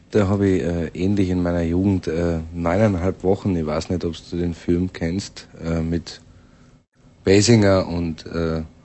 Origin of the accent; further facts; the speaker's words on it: Styria, Austria; moved away; bei uns in der Steiermark